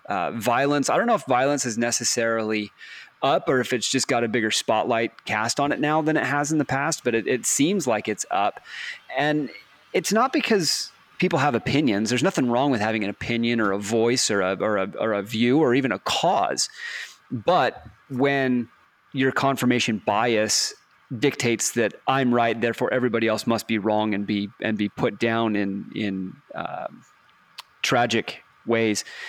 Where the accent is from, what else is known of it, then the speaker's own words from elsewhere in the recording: Texas, United States; I grew up in Texas and Dr Pepper is almost a religion down there in Texas